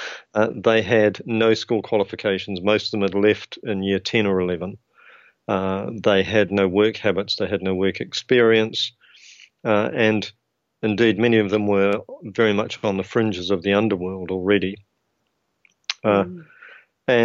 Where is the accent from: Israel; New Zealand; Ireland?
New Zealand; accent: New Zealand (implied); now in United Kingdom; I trained to be a teacher in New Zealand